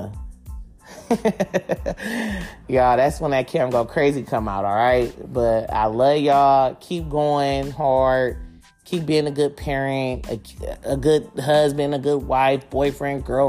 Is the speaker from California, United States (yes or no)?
yes; Oakland, California, United States; I'm from Oakland